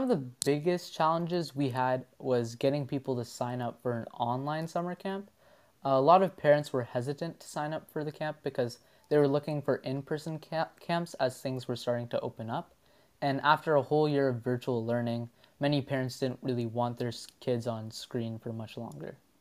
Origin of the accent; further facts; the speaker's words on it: Ottawa, Ontario, Canada; from Ottawa, Ontario